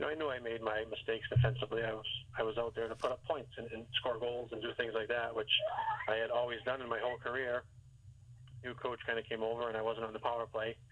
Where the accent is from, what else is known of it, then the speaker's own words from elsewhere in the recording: Boston, Massachusetts, United States; moved away as an adult; being from Boston area